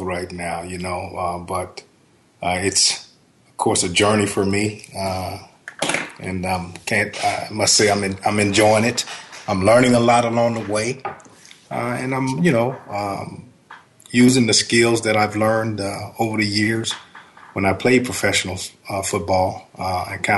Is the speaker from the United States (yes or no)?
yes; Shreveport, Louisiana, United States; I grew up in Shreveport, Louisiana, and we were more close to Texas and Arkansas